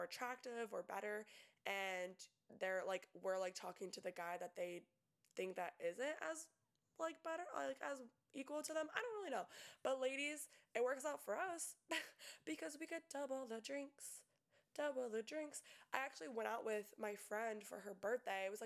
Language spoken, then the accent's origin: English; Tampa, Florida, United States; I'm from Tampa, and us Tampa girls